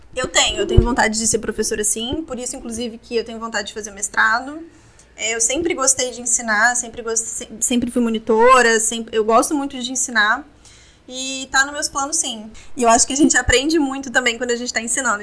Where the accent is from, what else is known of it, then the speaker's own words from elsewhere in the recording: Vitória, Espírito Santo, Brazil; moved away as an adult; now in Rio de Janeiro, Brazil; eu sou de Vitória, né, Espírito Santo, e eu pretendo voltar para lá, sim